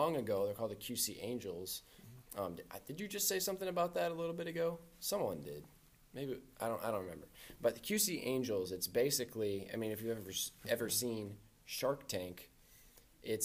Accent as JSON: {"language": "English", "country": "United States", "tie": "born or raised there", "said": "I grew up in the Quad Cities"}